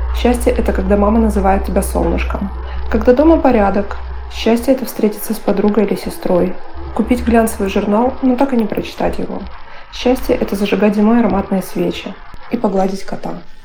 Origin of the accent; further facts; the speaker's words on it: Moscow, Russia; мне 32 года, и я из Москвы